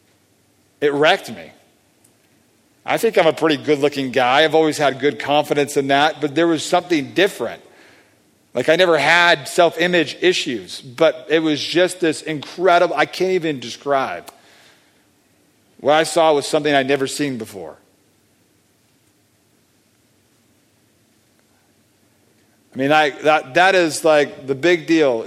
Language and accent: English; Southern California, United States; I grew up in Southern California